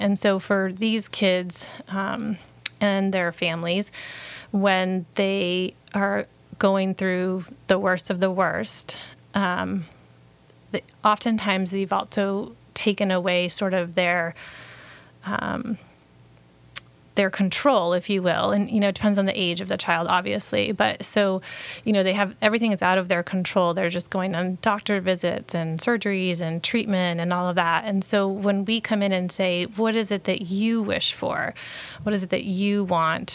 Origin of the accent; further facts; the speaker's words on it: Brunswick, Maine, United States; I grew up in Brunswick